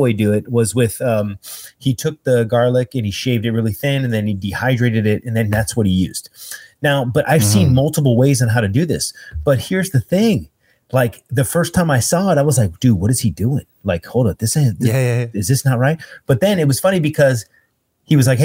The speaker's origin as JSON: {"language": "English", "country": "United States", "said": "as an American"}